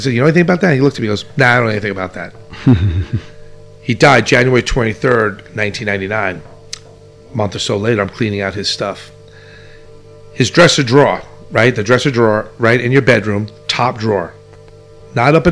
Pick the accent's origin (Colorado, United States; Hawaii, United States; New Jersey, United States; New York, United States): New York, United States; New York City; also born or lived in Manhattan; I'm from Bay Ridge, and I'm a true what we call Bay Riginal